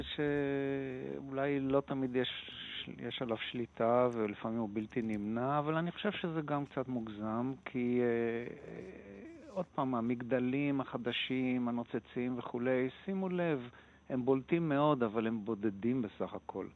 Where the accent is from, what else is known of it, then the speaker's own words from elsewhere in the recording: Tel Aviv, Tel Aviv District, Israel; אני תל אביבי מלידה